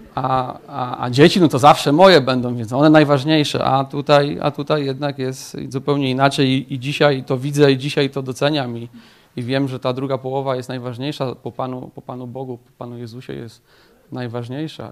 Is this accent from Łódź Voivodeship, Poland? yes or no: yes; Tomaszów Mazowiecki, Łódź Voivodeship, Poland; Pochodzę ogólnie z Tomaszowa Mazowieckiego